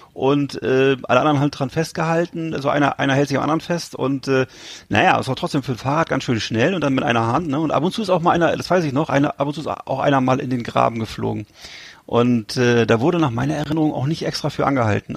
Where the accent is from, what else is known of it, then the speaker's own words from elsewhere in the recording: Bremerhaven, Bremen, Germany; bei uns in Bremerhaven gab's ja Columbus Center